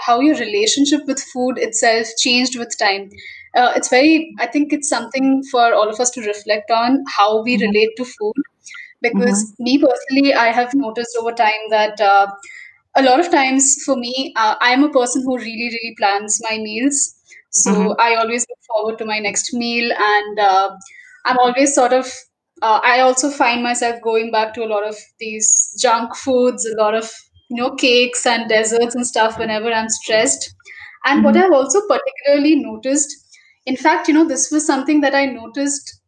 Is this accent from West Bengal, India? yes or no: yes; West Bengal, India; I'm from Bengal, and like meat, fish, everything is like a huge part of our diet, and I am brought up